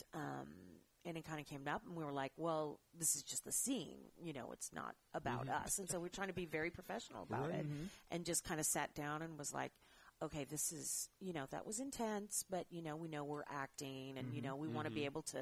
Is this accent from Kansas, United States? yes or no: yes; Kansas City, Kansas, United States; I grew up in Kansas City, Kansas.